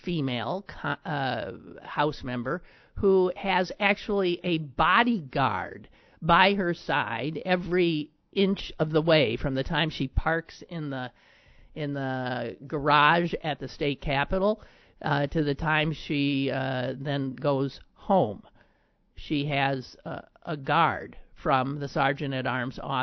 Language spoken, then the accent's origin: English; Pennsylvania, United States; born or raised there